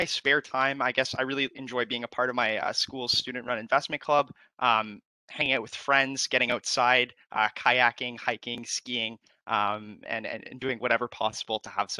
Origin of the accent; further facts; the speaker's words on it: Ottawa, Ontario, Canada; I'm originally from Ottawa